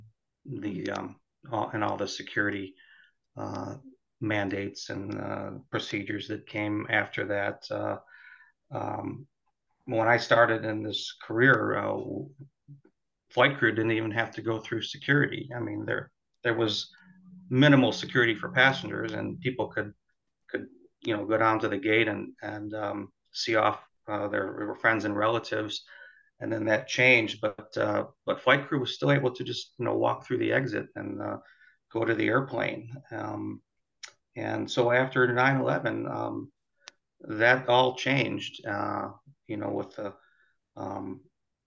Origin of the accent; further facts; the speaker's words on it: Chicago, Illinois, United States; I grew up in the Chicago area and happened to live under the approach path for O'Hare